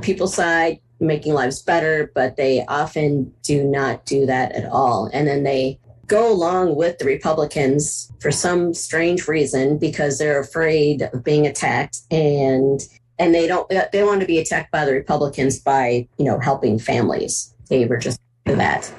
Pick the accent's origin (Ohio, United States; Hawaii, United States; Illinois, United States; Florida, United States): Ohio, United States; Cleveland; moved away as an adult; also born or lived in Twin Cities, Minnesota; now in Minneapolis–Saint Paul, United States; I'm originally from Cleveland, Ohio, and uh, moved out into the great Twin Cities area in like 91, late 91, 92